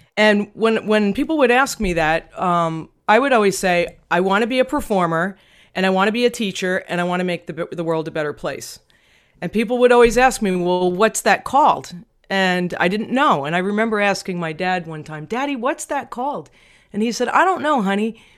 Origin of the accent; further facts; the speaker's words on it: Long Island, New York, United States; growing up in Long Island, New York